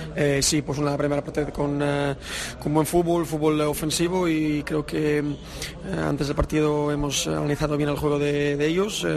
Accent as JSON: {"language": "Spanish", "country": "Switzerland", "tie": "born or raised there", "first_language": "Spanish", "said": "nací, nací en Suiza, eh, pero la mayoría de mi familia está en Suiza. Pero hasta, bueno, hasta los siete años que no fui al al jardín de infancia estuve con mis padres hablando español"}